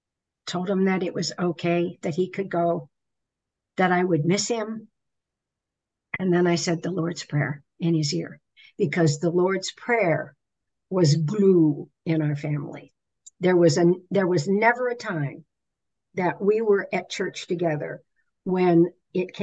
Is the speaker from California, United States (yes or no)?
no; Pennsylvania, United States; I'm from Pennsylvania